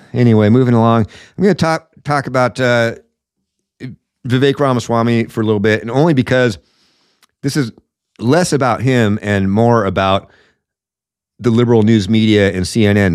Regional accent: Washington, United States; I'm from Washington

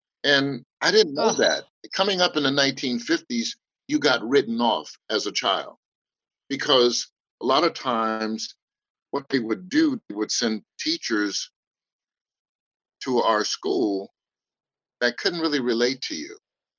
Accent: Oakland, California, United States; born there; I'm actually born right here in the Bay Area, Oakland, California.

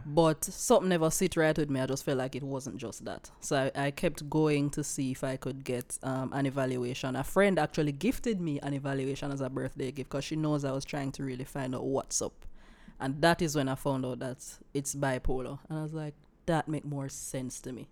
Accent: Silo, Saint Elizabeth, Jamaica; I come from Silo, in Saint Elizabeth

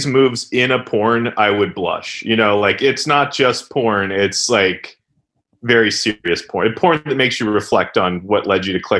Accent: Pennsylvania, United States; moved away as an adult; now in Los Angeles, United States; the East Coast where I'm from Pennsylvania, doesn't have the number of parks. So I grew up as a Boy Scout

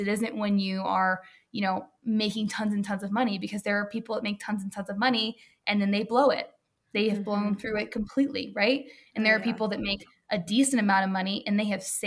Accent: the South, United States; moved away; also born or lived in New York; we're all from the South here

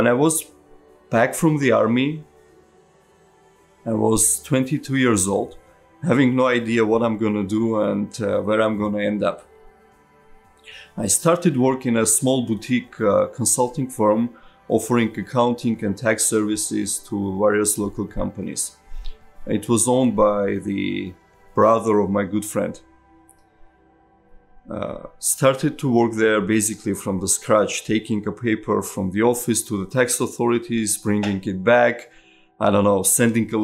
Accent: Yerevan, Armenia; I was born in Armenia, in Yerevan, in 1982

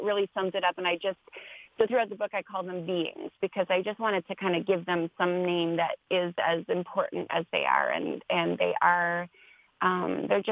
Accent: Canada; now in Los Angeles, United States; I'm a Canadian born, living in Los Angeles now

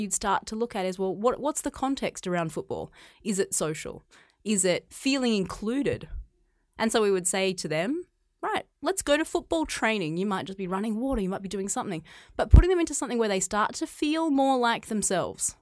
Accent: Australia; moved away as an adult; now in China; I grew up in Australia. I grew up on a, a farm.

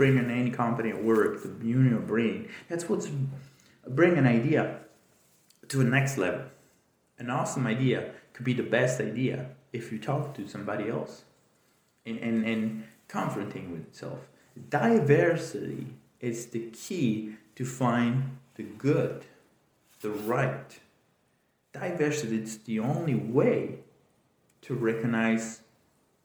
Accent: Italy; moved away; I grew up in Italy

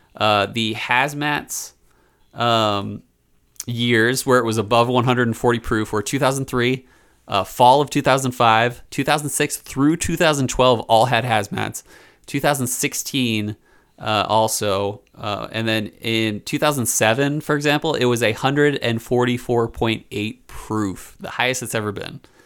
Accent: Philadelphia, Pennsylvania, United States; I grew up in Philly

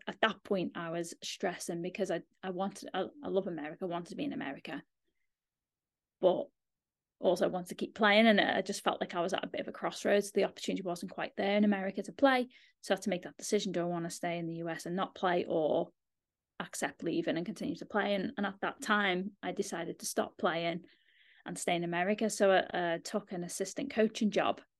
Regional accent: Liverpool, North West England, United Kingdom; moved away; I'm from Liverpool, just outside of Liverpool.

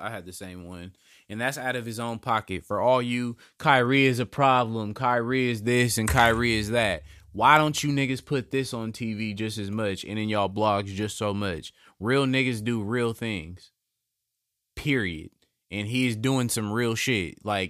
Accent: California, United States; The house I grew up in California is the 11th house on the 11th lane.

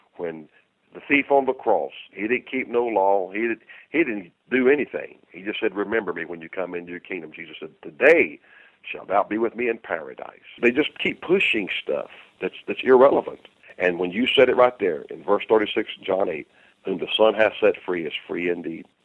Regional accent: North Carolina, United States; I said, "North Carolina."

